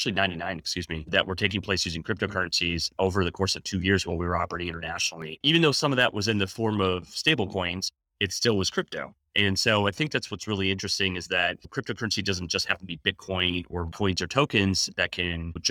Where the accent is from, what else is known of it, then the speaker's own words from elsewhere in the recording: Wisconsin, United States; ever since the late 80s growing up in Wisconsin